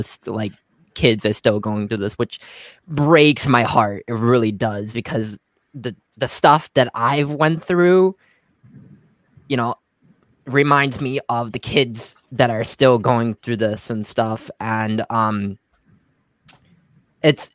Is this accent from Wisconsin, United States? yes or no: no; Rochester, New York, United States; I am from Rochester, New York